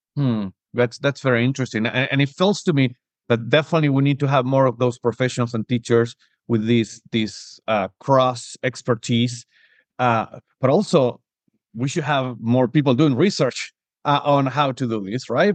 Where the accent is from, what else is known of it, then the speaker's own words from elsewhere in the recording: Argentina; now in Spain; I was born and raised in Argentina, I'm living currently in Spain